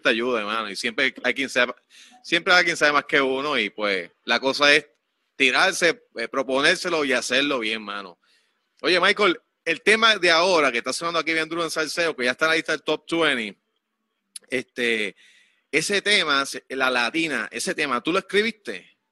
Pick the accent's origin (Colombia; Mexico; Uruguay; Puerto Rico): Puerto Rico; Quebradillas; Yo soy de acá de Quebradilla, aquí cerquita de, de, ti